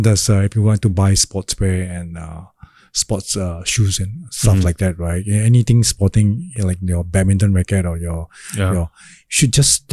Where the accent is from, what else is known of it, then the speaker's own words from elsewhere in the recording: Singapore; I grew up in Chinatown and actually I speak Cantonese as well. And my Cantonese is better than my Hokkien, obviously, because I'm Hokkien.